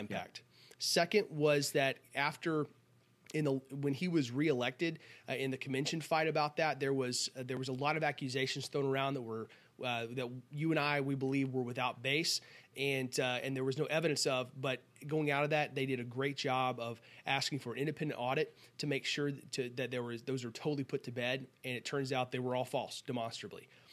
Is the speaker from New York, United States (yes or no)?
no; Texas, United States; being a Texan